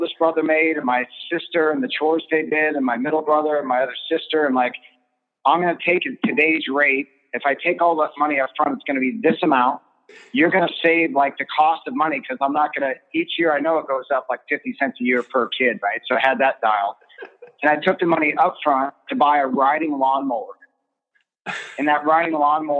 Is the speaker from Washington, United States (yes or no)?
yes; Olympic Peninsula, Northwest Washington, United States; I grew up in Northwest Washington on the Olympic Peninsula